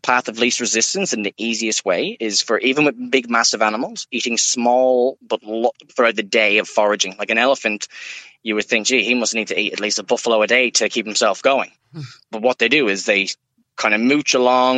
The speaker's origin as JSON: {"language": "English", "country": "Ireland", "moved": "yes", "lives_now": "Woodridge, Australia", "said": "I'm from Ireland and I've been all over."}